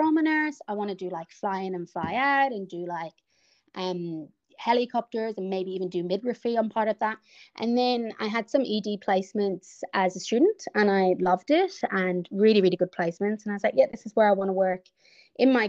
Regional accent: Ireland; moved away as an adult; now in Melbourne, Australia; I'm from Ireland as well, and I've been here for about 10 years now

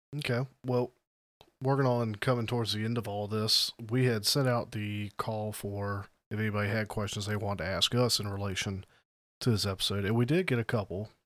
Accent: the South, United States; I'm from the South.

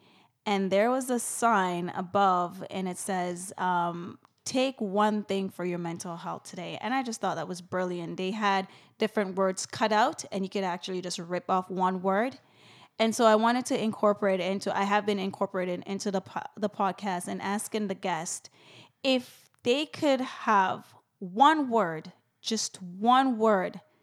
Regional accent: Jamaica; I'm Jamaican

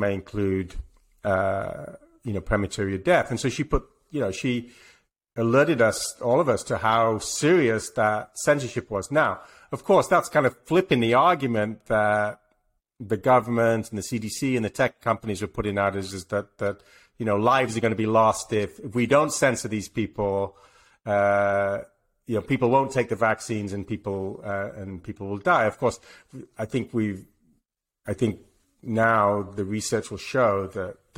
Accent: England, United Kingdom; moved away; I'm English

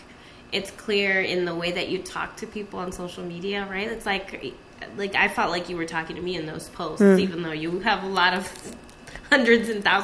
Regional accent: Arizona and Nevada, Southwest, United States; I didn't grow up in Chicago. I'm from the Southwest. I grew up in Arizona and Nevada.

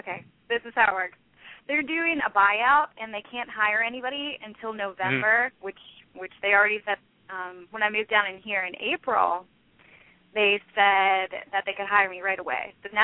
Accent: Pittsburgh, Pennsylvania, United States; moved away as an adult; now in Columbia, United States; technically, I'm from Pittsburgh, PA. But I moved down to, I'm from Pittsburgh. But I'm down here in Columbia, South Carolina.

